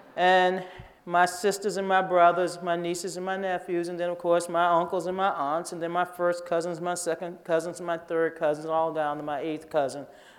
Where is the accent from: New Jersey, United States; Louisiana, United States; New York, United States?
Louisiana, United States; Kenner; moved away; also born or lived in New Orleans; I grew up right adjacent to the river in a little small town outside of New Orleans called Kenner. I was born in New Orleans, and my parents moved out to Kenner